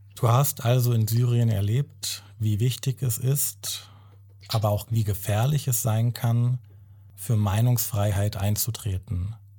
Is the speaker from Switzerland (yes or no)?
no; Germany; Ich bin in Deutschland geboren, ich bin hier aufgewachsen.